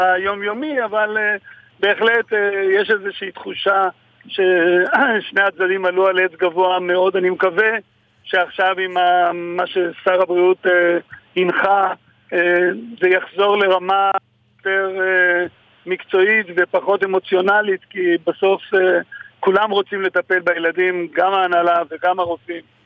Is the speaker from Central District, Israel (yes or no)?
no; Jerusalem, Jerusalem District, Israel; אני ירושלמי והייתי בתיכון uh, במלחמת ששת הימים.